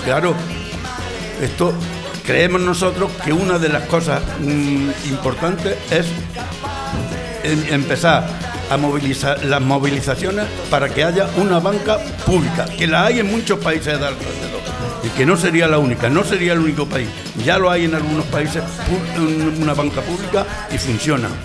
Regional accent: Montilla, Andalusia, Spain; now in Santa Coloma de Gramenet, Spain; Yo soy montillano, soy de un pueblo de Córdoba, soy de Montilla Vine aquí ya hace cincuenta y tantos años

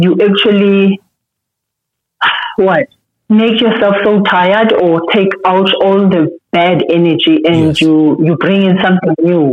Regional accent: Eastern Cape, South Africa; moved away as an adult; now in Gauteng, South Africa; I come from Eastern Cape. Mm-hmm. I got to Gauteng to do work

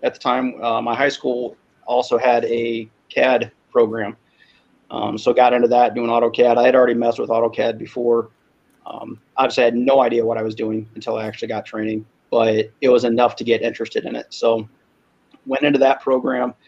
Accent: Omaha, Nebraska, United States; now in Michigan, United States; I grew up in Omaha. I'm in the People's Republic of Michigan right now

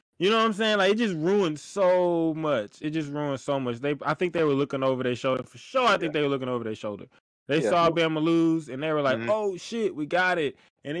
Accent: Texas, United States; We're from Texas, bro.

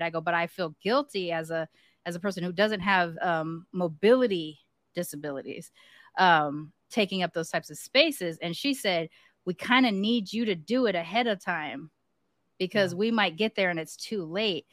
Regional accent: California, United States; I'm from California

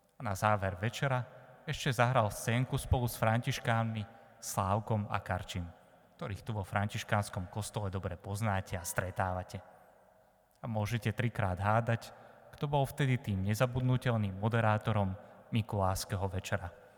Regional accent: Slovakia; also born or lived in eastern Slovakia; ja východňar nie som, som tu z Nového mesta, ale tri roky som teraz bol na východe

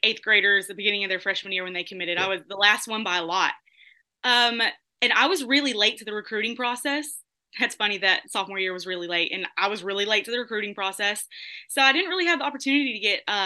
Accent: Vidor, Texas, United States; representing my hometown

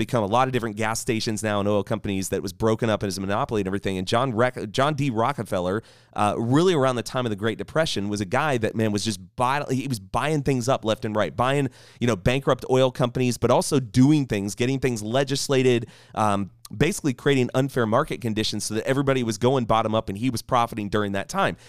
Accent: United States; I'm proud to be an American

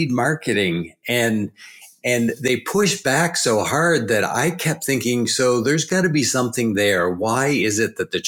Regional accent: New Brunswick, Canada; I'm from East Coast Canada, so way down east. If you go all the way 10 hours north of Boston and then hook a right and go east, that's New Brunswick, Canada, and that's where I'm from.

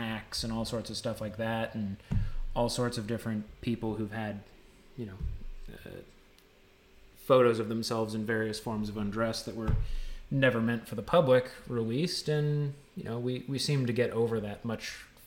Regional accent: United States; we grow up here in the U.S.

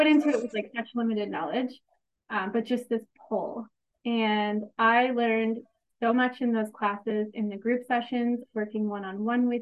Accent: Kitchener, Ontario, Canada; I'm from Kitchener, Ontario, Canada

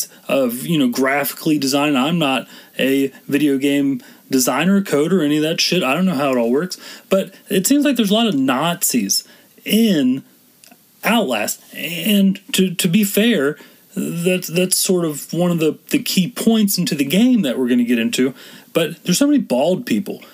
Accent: Texas, United States; I'm from Texas

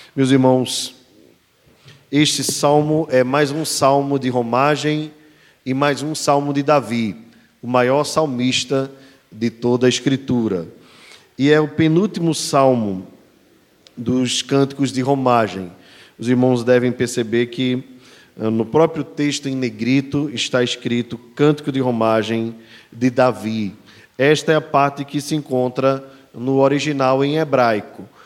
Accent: Brazil; nós brasileiros

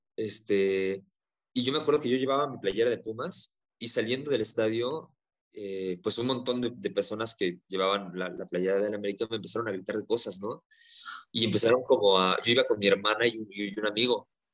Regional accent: Mexico; nosotros, ¿no? Como mexicanos arraigado con el machismo que cargamos

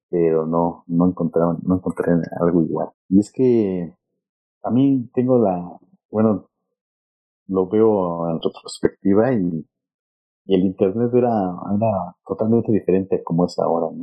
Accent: Mexico; moved away as an adult; also born or lived in London; qué hablamos en México

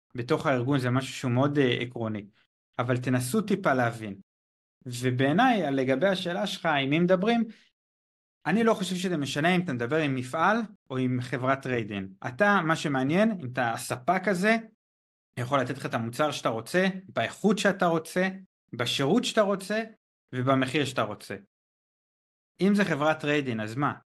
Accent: Israel; moved away as an adult; also born or lived in China; אני באזור גיל 23, 23 וחצי, אני לא זוכר בדיוק מתי, עזבתי את הארץ

